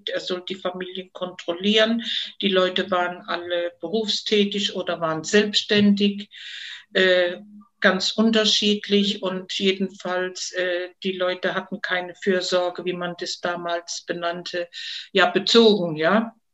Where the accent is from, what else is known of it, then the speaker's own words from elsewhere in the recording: Heidelberg, Baden-Württemberg, Germany; bin 1950 geboren und zwar in Heidelberg und bin da auch aufgewachsen in der Pfaffengasse.